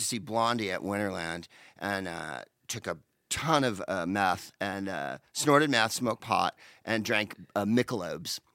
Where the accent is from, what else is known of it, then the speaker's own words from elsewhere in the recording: San Carlos, California, United States; moved away as an adult; also born or lived in Palo Alto / Mountain View / England; now in Los Angeles, United States; I was in first grade, second grade in Palo Alto, and then we moved to Saint Carlos and I did third through the rest here.